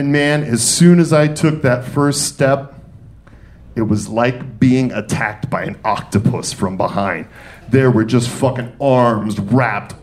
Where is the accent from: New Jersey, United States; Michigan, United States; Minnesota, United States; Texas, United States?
Michigan, United States; Detroit; also born or lived in New York City; now in Atlanta, United States; I was born and raised in Detroit. And from Detroit, I then moved to New York City. And from New York City, I then came to Atlanta.